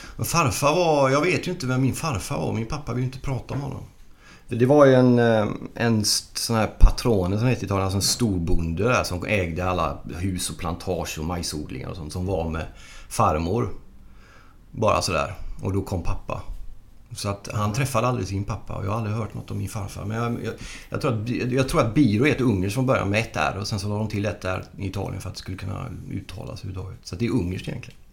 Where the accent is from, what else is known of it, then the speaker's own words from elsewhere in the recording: Gothenburg, Västra Götaland, Sweden; moved away as an adult; also born or lived in Norrköping; Jag är ju född i, vi bodde i Angered från början